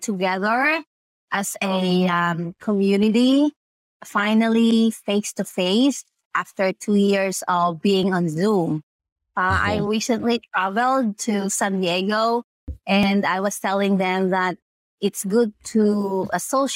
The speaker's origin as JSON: {"language": "English", "country": "Philippines", "moved": "yes", "lives_now": "United States", "said": "the values that we have as a Filipino"}